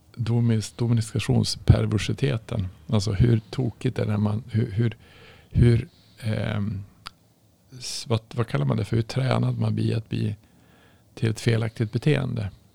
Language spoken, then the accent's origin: Swedish; Norrland, Sweden; jag kommer från Norrland